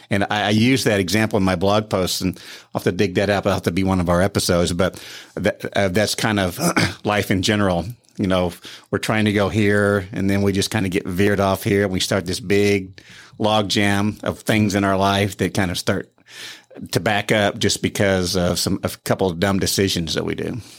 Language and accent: English; Joplin, Missouri, United States; moved away; I'm from Joplin, Missouri, g, raised there, grew up there